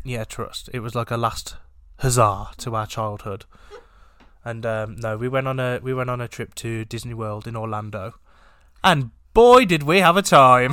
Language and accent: English; England, United Kingdom; we are English